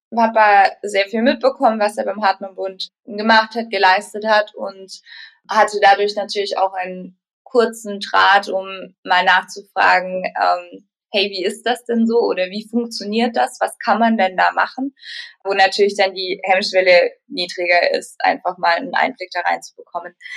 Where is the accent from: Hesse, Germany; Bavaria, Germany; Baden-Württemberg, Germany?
Baden-Württemberg, Germany; also ich komme aus Baden-Württemberg